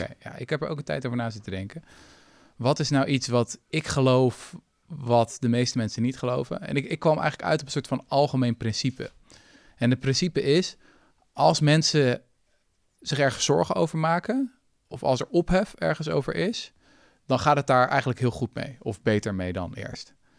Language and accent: Dutch; Zoetermeer, South Holland, Netherlands; op het gymnasium in Zoetermeer, schitterende plek waar ik ben opgegroeid